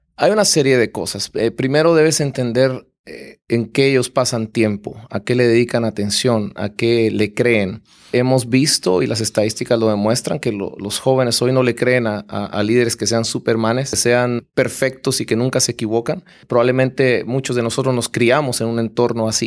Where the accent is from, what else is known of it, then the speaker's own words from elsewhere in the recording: Guatemala; yo soy guatemalteco y nuestra empresa está en Guatemala